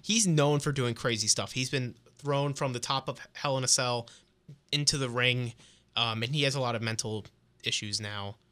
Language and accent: English; New Jersey, United States; moved away; I'm, I'm Italian. I'm from Jersey